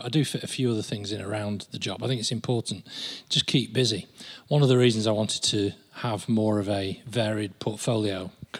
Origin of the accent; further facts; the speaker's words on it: Lancashire, North West England, United Kingdom; moved away as an adult; also born or lived in Australia / Bristol / London; now in Manchester, United Kingdom; I'm an outsider, but I feel Mancunian, yeah? Because I'm originally from Lancashire.